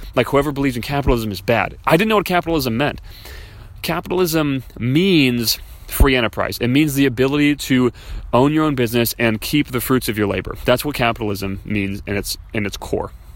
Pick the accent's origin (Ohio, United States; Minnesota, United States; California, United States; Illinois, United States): Illinois, United States; Chicago; I was raised in Chicago